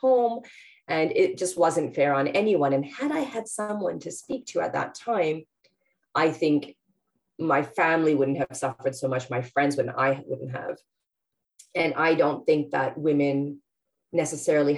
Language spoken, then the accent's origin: English; Canada; moved away as an adult; now in London, United Kingdom; I'm Canadian, but yes, I'm based here in Harrow